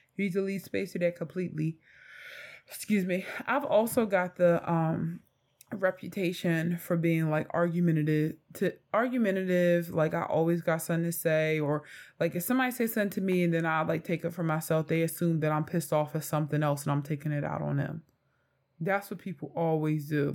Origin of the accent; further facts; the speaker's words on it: Philadelphia, Pennsylvania, United States; I am from North Philadelphia